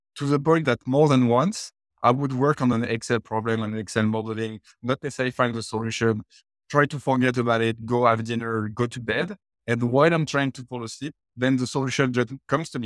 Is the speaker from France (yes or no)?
yes; France; born and raised in France. In in case of some of you didn't pick it up from the accent